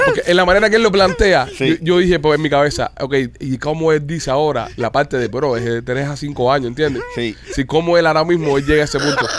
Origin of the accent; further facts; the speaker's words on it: Cuba; now in Miami, United States; somos nosotros los cubanos